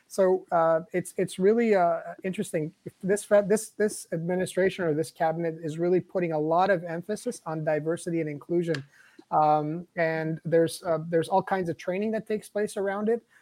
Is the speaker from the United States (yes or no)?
no; Canada; That's not literal bombs, and I'm Lebanese Canadian.